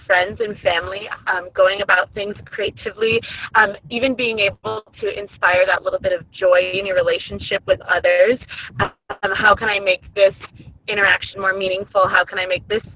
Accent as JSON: {"language": "English", "region": "Minnesota", "country": "United States", "tie": "born or raised there", "said": "I'll be headed back to Minnesota to do some more trips in my home state"}